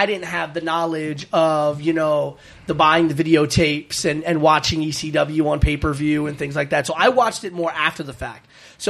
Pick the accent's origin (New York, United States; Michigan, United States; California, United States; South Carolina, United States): New York, United States; New York City; I come from the Bronx and I'm a Puerto Rican, which means I have no money.